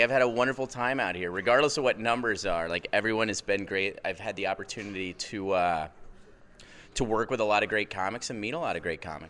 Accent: Kansas City, United States; now in Seattle, United States; I'm from Kansas City.

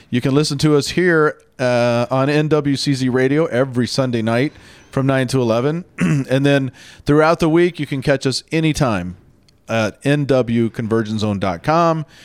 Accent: Tacoma, Washington, United States; We're from Tacoma, Washington.

